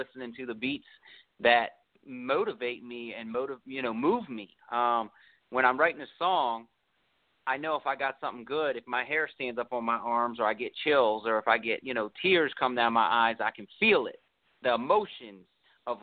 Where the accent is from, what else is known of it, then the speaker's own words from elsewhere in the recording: Baltimore, Maryland, United States; moved away as an adult; now in Atlanta, United States; I grew up in Maryland, Baltimore, Maryland.